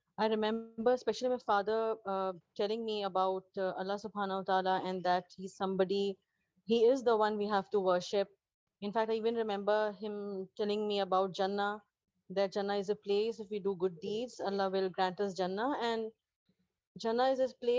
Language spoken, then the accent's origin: English; Pakistan; now in Dubai, United Arab Emirates; I'm a Pakistani, a long-time resident of UAE and a healthcare professional in Dubai.